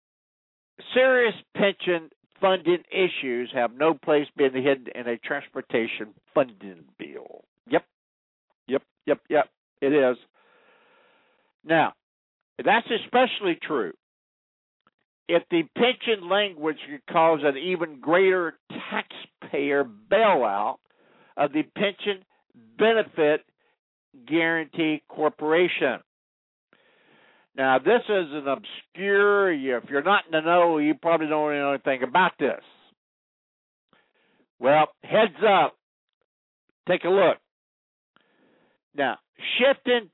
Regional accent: United States; I'm an American. I'm a citizen of the United States

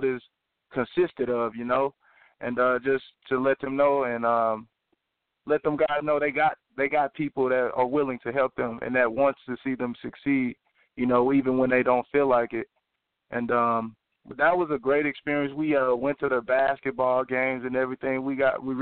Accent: East St. Louis, Illinois, United States; also born or lived in Kansas; I was born and raised in East St. Louis. East St. Louis is my home

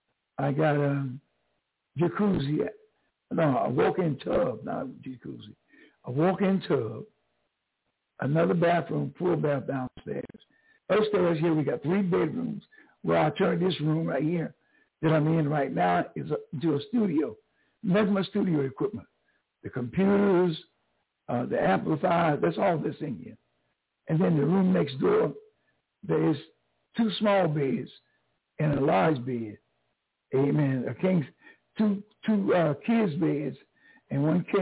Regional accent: New Bern, North Carolina, United States; also born or lived in Greenville, North Carolina; I'm from North Carolina, but not from Greenville. I'm from Newburn, 45 miles down the road

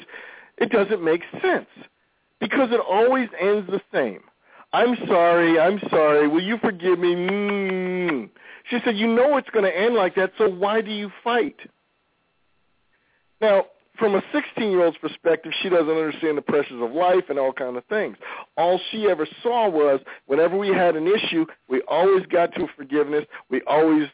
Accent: New York, United States; I grew up in New York.

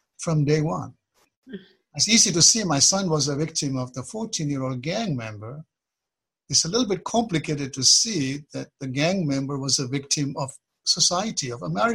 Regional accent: Kenya; moved away as an adult; now in United States; I was born in Kenya, although my roots are Eastern. And I moved to the U.S. in the middle 70s

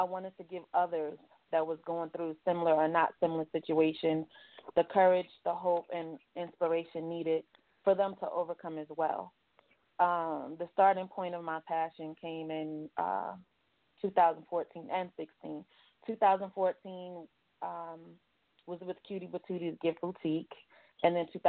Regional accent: New York City, New York, United States; now in Atlanta, United States; I was born and raised in Brooklyn, New York, and I now reside in Atlanta, Georgia.

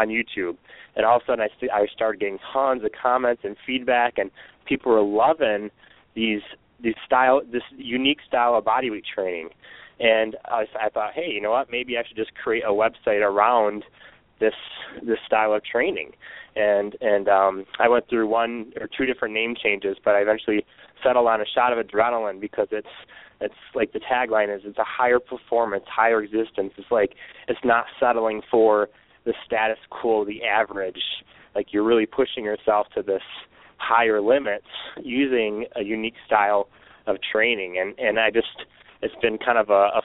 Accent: Michigan, United States; I was born and raised in Michigan

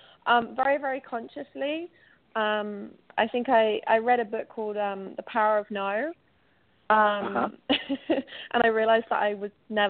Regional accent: England, United Kingdom; now in New York City, United States; So I am living in New York City, and I'm going to be moving back to my home country, which, as I'm sure you can probably guess, is England, in a few weeks.

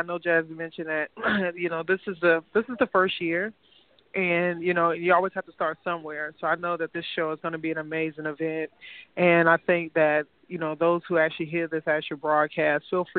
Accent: Chicago, Illinois, United States; I am from Chicago as well.

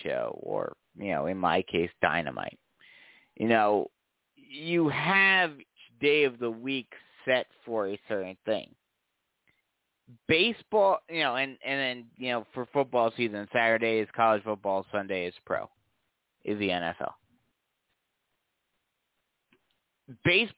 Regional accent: New York, United States; moved away; I'm from New York

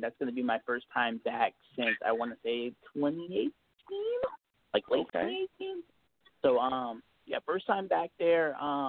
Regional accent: Texas, United States; Right. So just to kind of clarify it, I'm actually a Texan. I started in Alaska, however.

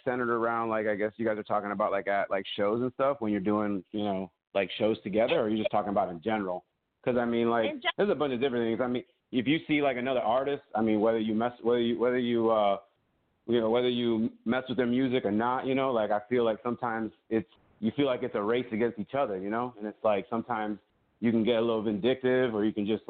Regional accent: Florida, United States; I'm from Florida.

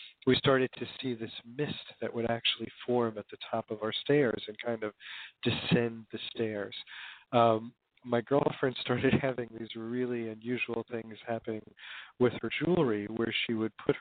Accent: Hoboken, New Jersey, United States; I actually I grew up in Hoboken, New Jersey, back in the days when it was a kind of traditional blue-collar town

